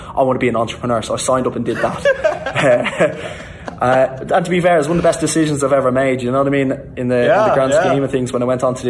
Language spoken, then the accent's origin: English; Ireland; growing up in Ireland and in the schooling system in Ireland.